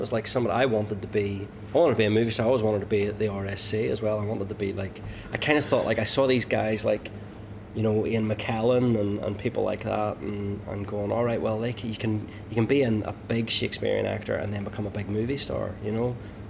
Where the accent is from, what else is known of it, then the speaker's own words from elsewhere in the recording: Ulster, Northern Ireland, United Kingdom; moved away; also born or lived in London; I like many Ulster Protestants, you then abandon your British identity and embrace being Irish